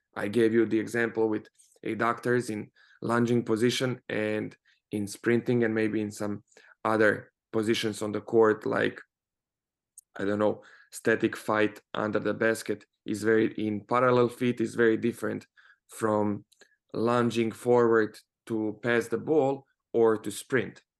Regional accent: Croatia; moved away; also born or lived in Spain; I come from Croatia, and over there we have uh, University of Zagreb

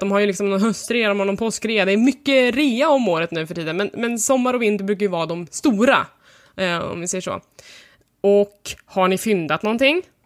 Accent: Sweden; för mig som svensk

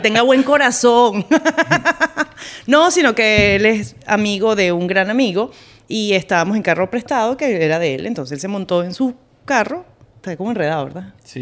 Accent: Caracas, Capital District, Venezuela; moved away; Nací en Caracas

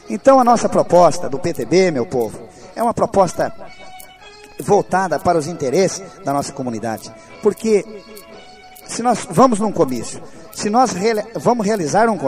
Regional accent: Palmital, Brazil; born there; o meu povo da Água Nova, água onde eu nasci, onde eu tenho uma propriedade que a maioria do povo palmitalense já o conhece

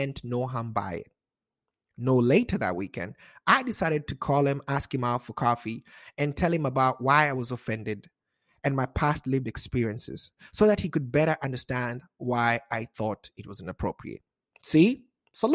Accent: Kenya; also born or lived in Wichita, Kansas, United States; now in Seattle, United States; a Kenyan American

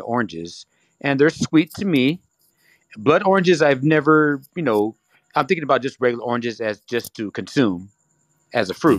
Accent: California, United States; also born or lived in Ontario, California; I'm from California

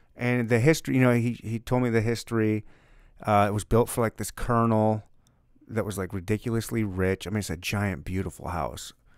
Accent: Missouri, United States; We're from Missouri. It's the Show Me State.

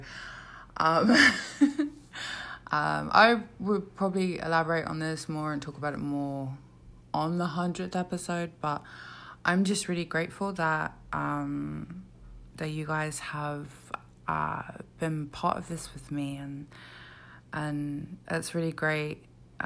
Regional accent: South of England, United Kingdom; I'm from the South.

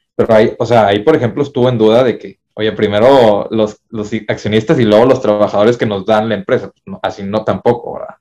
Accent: Mexico; en México estamos muy aferrados

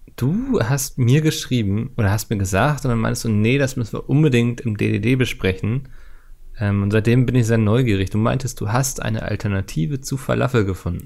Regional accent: Hamburg, Germany; als Hamburger

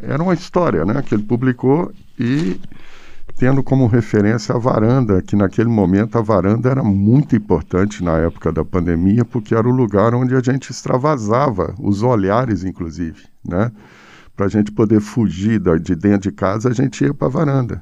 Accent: Pirapora, Minas Gerais, Brazil; moved away; also born or lived in São Paulo; Eu nasci em Pirapora, norte de Minas Gerais

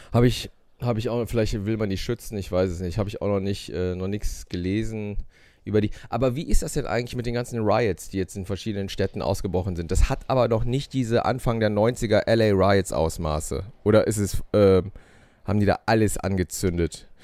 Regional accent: Germany; bei uns in Deutschland

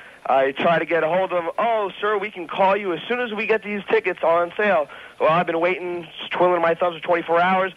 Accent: New York, United States; moved away; I'm a Ranger at heart because I was born in New York

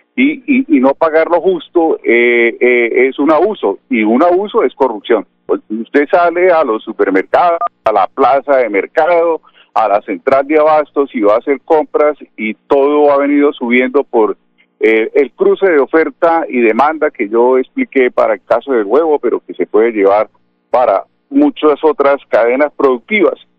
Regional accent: Colombia; somos colombianos

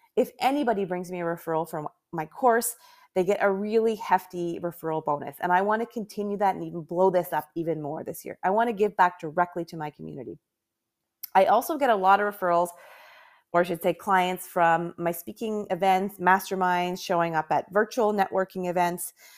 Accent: Canada; I'm from Canada

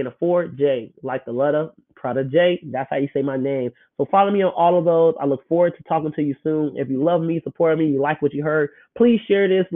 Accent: Chicago, Illinois, United States; moved away as an adult; also born or lived in Memphis, Tennessee; born and raised in Chicago

